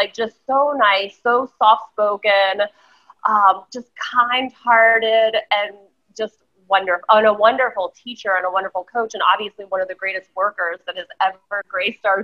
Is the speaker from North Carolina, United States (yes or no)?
yes; North Carolina, United States; I grew up in North Carolina